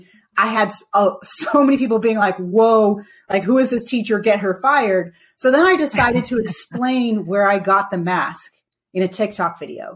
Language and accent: English; Jamaica; But I'm Jamaican.